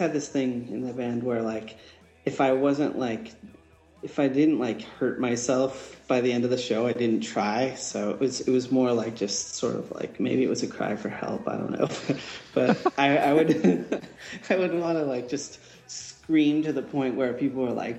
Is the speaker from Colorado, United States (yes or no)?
no; Hamburg, New York, United States; moved away; Me too, Hamburg.